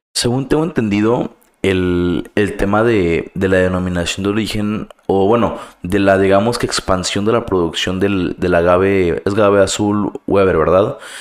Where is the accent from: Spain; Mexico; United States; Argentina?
Mexico; nosotros como mexicanos